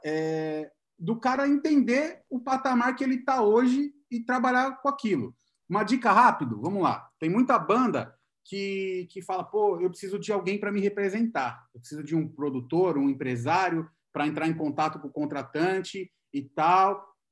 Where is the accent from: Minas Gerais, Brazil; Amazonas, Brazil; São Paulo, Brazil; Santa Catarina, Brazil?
São Paulo, Brazil; Santo André; moved away as an adult; now in São Paulo, Brazil; Eu sou de Santo André. Na verdade, eu moro em São Paulo há três anos e pouco